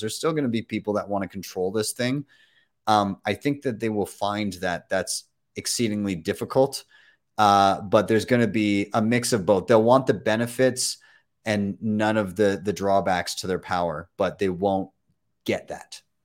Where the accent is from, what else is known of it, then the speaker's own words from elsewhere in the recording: Calgary, Alberta, Canada; my hometown